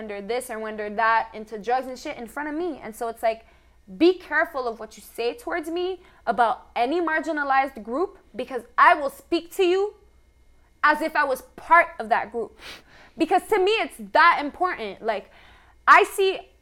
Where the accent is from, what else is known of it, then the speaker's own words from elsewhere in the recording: Canada; we as Canadian people